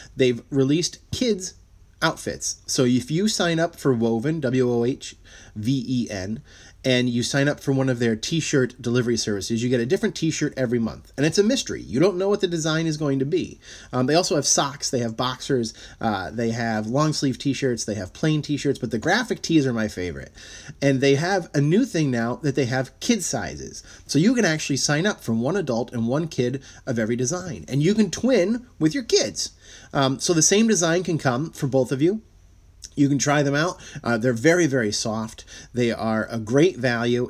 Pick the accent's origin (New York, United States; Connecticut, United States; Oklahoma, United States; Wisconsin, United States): Connecticut, United States; Shelton; I'm from Shelton, Connecticut